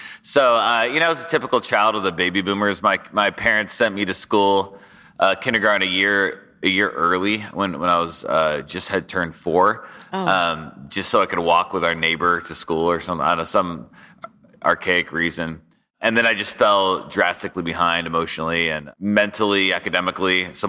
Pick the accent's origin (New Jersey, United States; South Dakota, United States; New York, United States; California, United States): California, United States; Sacramento; Sure. Yeah, I grew up in Sacramento, California.